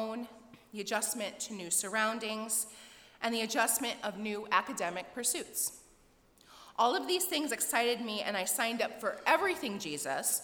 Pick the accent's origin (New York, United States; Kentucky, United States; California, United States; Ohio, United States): Ohio, United States; also born or lived in Virginia / Washington, D.C.; now in Indiana, United States; I'm originally from Ohio.